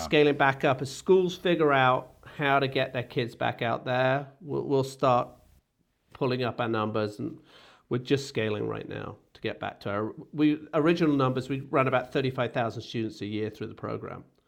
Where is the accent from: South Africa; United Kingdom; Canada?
United Kingdom; England; moved away as an adult; I grew up in Britain